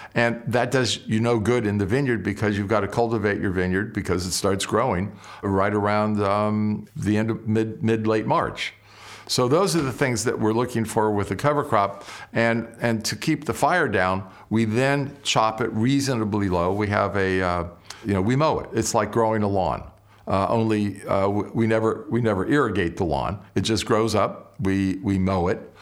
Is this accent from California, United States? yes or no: yes; Southern California, United States; moved away as an adult; now in Napa Valley, United States; My brother and I grew up in Southern California